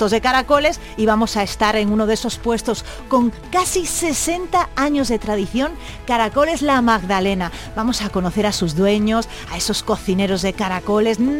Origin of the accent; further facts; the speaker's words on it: Melilla, Spain; moved away as an adult; also born or lived in Pamplona / Madrid; now in Málaga, Spain; Pues mira, yo nacida en Melilla. ¿eh? Eh, allí estuve 18 años, luego me fui a Pamplona, después em, a Madrid, donde he estado 14, y ahora estoy en mi querida Málaga